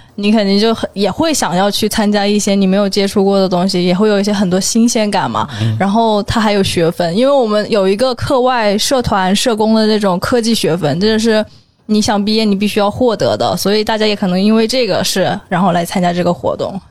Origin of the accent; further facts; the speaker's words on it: Lushan, Jiangxi, China; moved away as an adult; also born or lived in Nanjing; now in Beijing, China; 我来自江西庐山